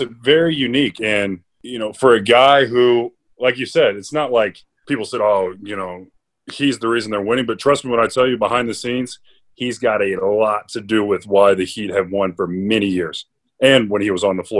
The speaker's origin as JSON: {"language": "English", "town": "Robinson", "region": "Illinois", "country": "United States", "tie": "born or raised there", "moved": "yes", "lives_now": "Los Angeles, United States", "said": "my hometown, which is Robinson, Illinois, which is in the southeastern part of the state"}